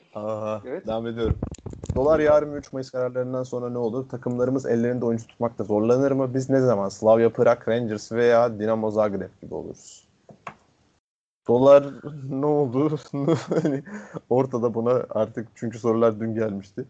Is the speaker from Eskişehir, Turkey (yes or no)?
no; Istanbul, Turkey; Fatih, İstanbul doğumlu oluşum